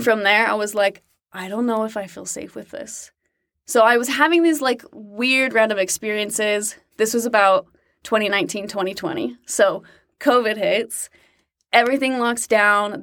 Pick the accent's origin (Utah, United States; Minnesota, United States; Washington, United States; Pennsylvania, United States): Utah, United States; moved away as an adult; also born or lived in Fort Worth, Texas; I was born in Utah